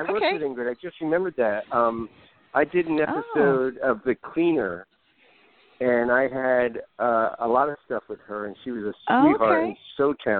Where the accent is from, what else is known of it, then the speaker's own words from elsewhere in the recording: New Jersey, United States; moved away as an adult; now in Los Angeles, United States; I'm from Jersey, but I've been here 20 years, and this is home, and this is where my family is, and my kids and everything.